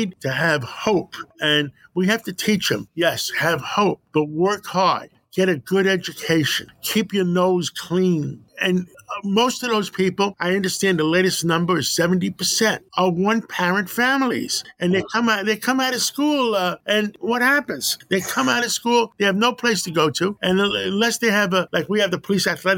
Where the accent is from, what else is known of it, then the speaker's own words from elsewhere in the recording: New York City, New York, United States; also born or lived in Greece; I grew up on West Harlem by City College